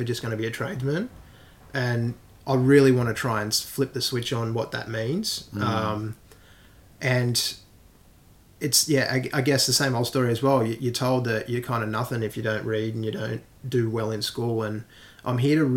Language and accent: English; Sydney, New South Wales, Australia; born or raised there